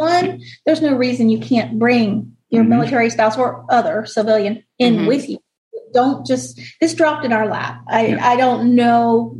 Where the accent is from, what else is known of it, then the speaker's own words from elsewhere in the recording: Florida, United States; moved away; I'm from Florida.